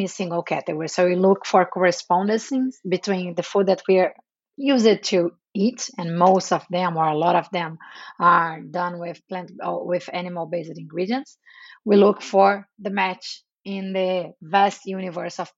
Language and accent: English; Rio de Janeiro, Brazil; moved away as an adult; also born or lived in Atlanta, United States / Santiago, Chile; now in New York, United States; I'm Brazilian. I was born in Brazil, raised in Rio de Janeiro.